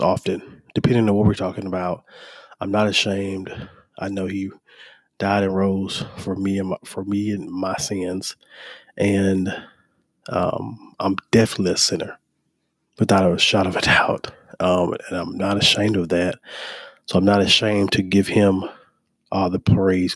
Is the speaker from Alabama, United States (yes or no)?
yes; Mobile, Alabama, United States; moved away as an adult; also born or lived in Troy, Alabama / Tuscaloosa, Alabama; now in Birmingham, United States; I'm from Mobile, Alabama. I currently reside in Birmingham